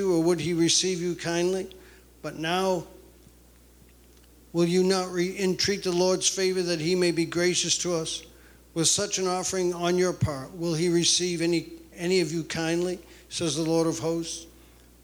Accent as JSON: {"language": "English", "region": "New England", "country": "United States", "tie": "born or raised there", "moved": "as an adult", "lives_now": "Rome, United States", "said": "I grew up Roman Catholic in New England"}